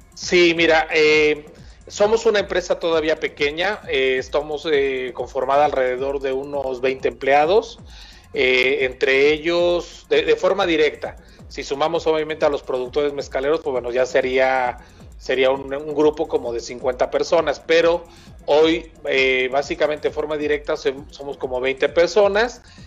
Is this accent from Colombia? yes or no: no; Mexico; nos da un poco de identidad también como mexicanos